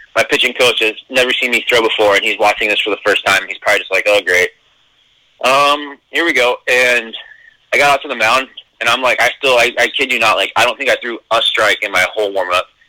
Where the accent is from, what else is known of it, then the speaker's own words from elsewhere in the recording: Eastern Oregon, United States; also born or lived in Redlands, California; my baseball card says California, but I grew up in Oregon